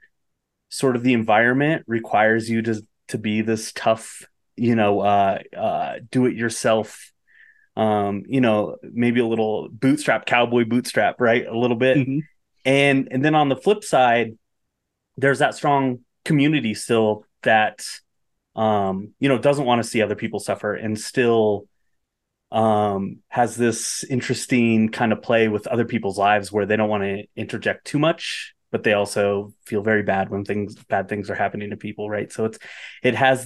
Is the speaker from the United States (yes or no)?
yes; Bosler, Wyoming, United States; I grew up in Bosler, which is 10 miles from Pat's Ranch